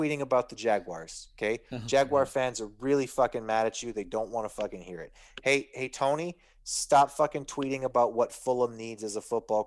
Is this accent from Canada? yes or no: yes; Canada; I'm Canadian